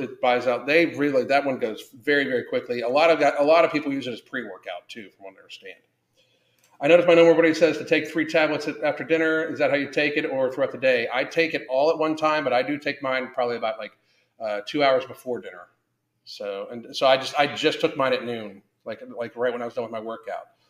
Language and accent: English; United States; as American people